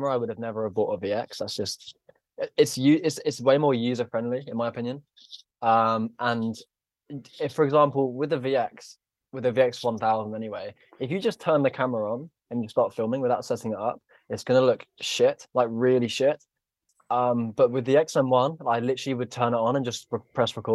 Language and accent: English; Tunbridge Wells, South East England, United Kingdom; I'm from Tunbridge Wells, which is in Kent